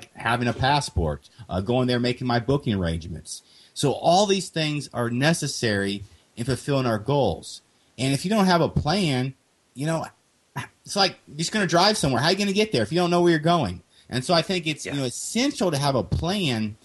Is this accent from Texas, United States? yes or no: no; Kansas, United States; moved away; I'm originally from Kansas